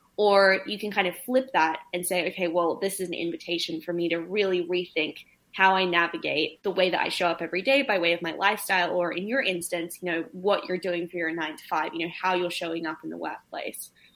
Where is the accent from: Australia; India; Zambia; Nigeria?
Australia; australia my home country